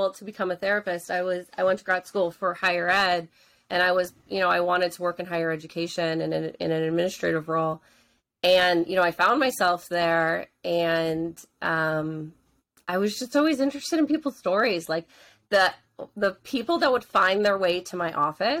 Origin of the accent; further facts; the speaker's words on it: New Jersey, United States; also born or lived in Pittsburgh; I grew up in North Jersey